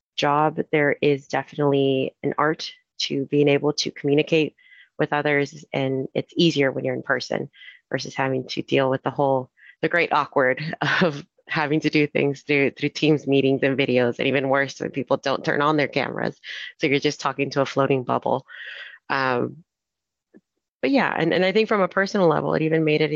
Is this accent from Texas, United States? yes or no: yes; Houston, Texas, United States; moved away as an adult; now in Anaheim, United States; I'm originally from Houston